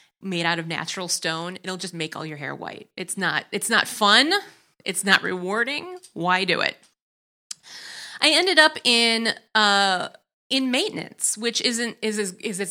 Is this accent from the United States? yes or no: yes; Wisconsin, United States; accent: Wisconsin; now in Chicago, United States